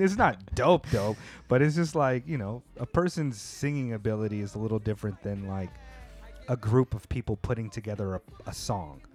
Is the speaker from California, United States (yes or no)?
yes; California, United States; now in Japan; I grew up in California around a variety of people